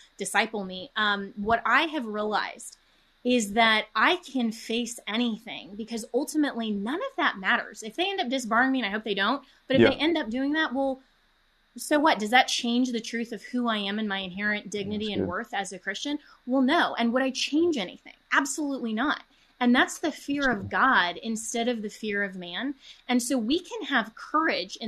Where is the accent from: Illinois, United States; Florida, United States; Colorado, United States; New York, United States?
Colorado, United States; my home state of Colorado